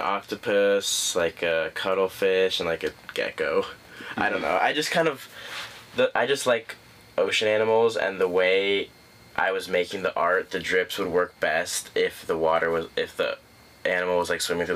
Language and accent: English; Lincoln, Nebraska, United States; I'm from Lincoln, Nebraska.